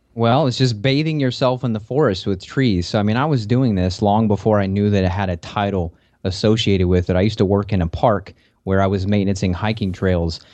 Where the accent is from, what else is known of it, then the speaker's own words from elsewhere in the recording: Kentucky, United States; also born or lived in Las Vegas; I'm from Kentucky, where it's a temperate forest